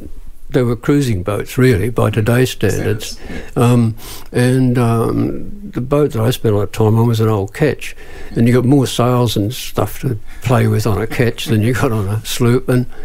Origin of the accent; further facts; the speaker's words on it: Eastwood, New South Wales, Australia; In Eastwood, in those days, when I grew up, it was in the Second World War.